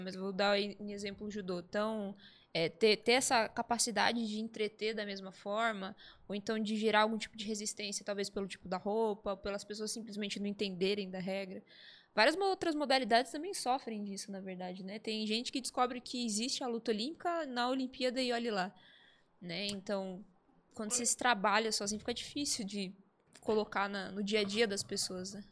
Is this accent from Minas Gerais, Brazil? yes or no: no; Santo André, São Paulo, Brazil; Sou de Santo André, nascida